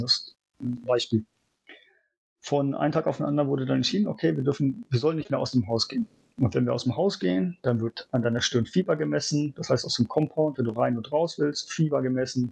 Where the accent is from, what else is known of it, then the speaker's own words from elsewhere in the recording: Germany; moved away as an adult; now in Shanghai, China; Vor allem als Deutscher